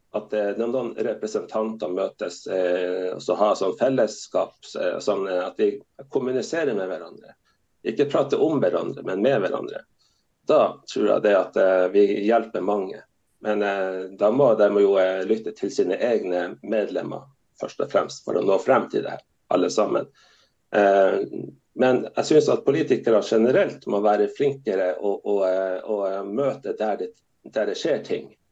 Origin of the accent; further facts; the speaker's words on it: Kirkenes, Finnmark, Norway; now in Vadsø, Norway; jeg er fra Kirkenes